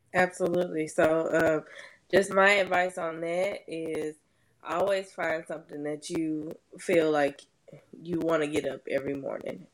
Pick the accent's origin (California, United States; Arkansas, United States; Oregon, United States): Arkansas, United States; Little Rock; I'm actually from Little Rock, Arkansas